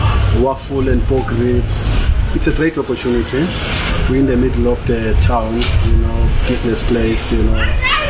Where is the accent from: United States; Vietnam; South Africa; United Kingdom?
South Africa; Stellenbosch, Western Cape; I'm from Kayamandi.